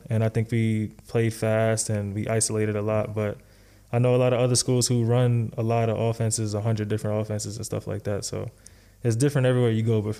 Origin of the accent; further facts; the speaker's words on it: New York, United States; I'm from New York, bro. So, so I mean, like isolation. I feel like I grew up, you know, playing like